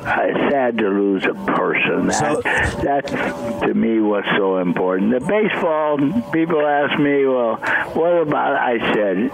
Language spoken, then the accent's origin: English; Bridgewater, South Dakota, United States; now in California, United States; I came from Bridgewater, South Dakota, a town of 600 people. That's very important to me. That's where I was raised.